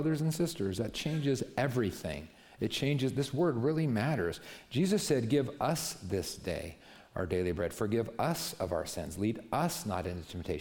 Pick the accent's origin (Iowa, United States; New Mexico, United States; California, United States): New Mexico, United States; I was raised in New Mexico